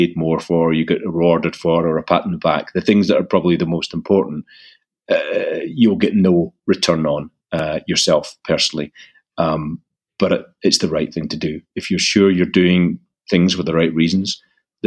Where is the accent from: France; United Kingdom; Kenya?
United Kingdom; Scotland; accent: Scottish; moved away; I'm actually from Scotland, and that's where the accent is. So I found myself back in my native country